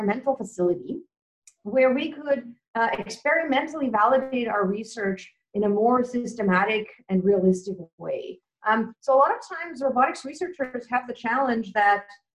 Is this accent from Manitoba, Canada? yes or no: no; Vancouver, British Columbia, Canada; moved away as an adult; also born or lived in Tokyo, Japan / Waterloo, Canada; now in Melbourne, Australia; I grew up in Vancouver, Canada